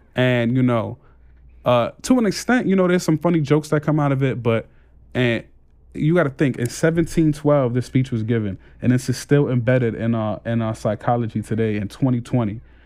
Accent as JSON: {"language": "English", "town": "New York City", "region": "New York", "country": "United States", "also_born_or_lived": "Canarsie, Brooklyn", "moved": "as an adult", "said": "I just moved from Brownsville to Canarsie, and I see the difference in how people react when I tell them where I live as a, like, when I said, \"Oh, yeah, I'm from Brownsville"}